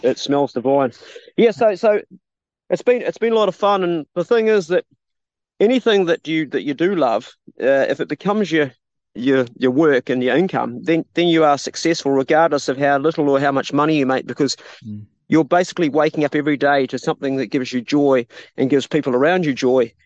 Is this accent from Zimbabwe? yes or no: no; Abel Tasman National Park, New Zealand; I grew up in the Abel Tasman National Park when I was five, when my dad was a ranger